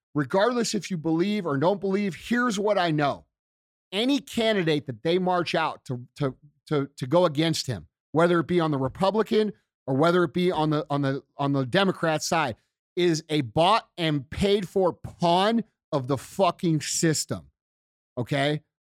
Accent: United States

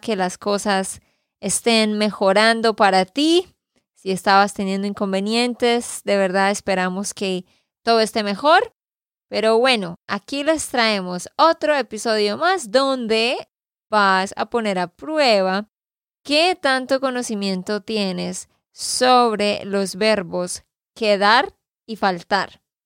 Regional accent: Santander, Colombia; de Santander, Colombia

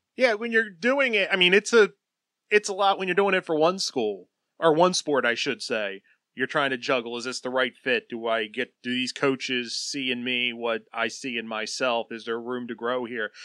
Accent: New Jersey, United States; I grew up in South Jersey

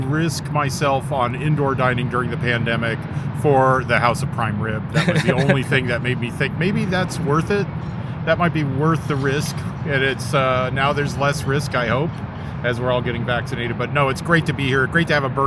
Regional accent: Redwood City, California, United States; also born or lived in San Francisco / Menlo Park; I was born in San Francisco, but I grew up on the peninsula in Redwood City and Menlo Park

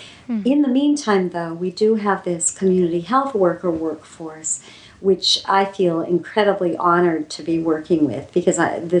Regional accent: Pakistan; We grew up together in Pakistan.

